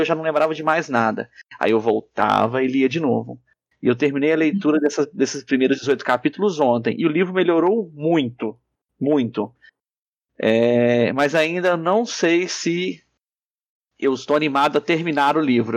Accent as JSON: {"language": "Portuguese", "town": "Muriaé", "region": "Minas Gerais", "country": "Brazil", "tie": "born or raised there", "said": "a minha infância em Muriaé"}